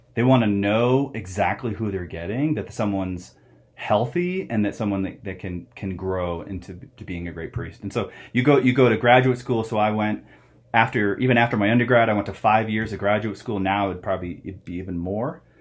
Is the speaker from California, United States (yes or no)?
no; Phoenix, Arizona, United States; also born or lived in Ohio; now in Flagstaff, United States; I grew up in Phoenix. Uh, I was born in Ohio, but like a lot of people, we moved to Arizona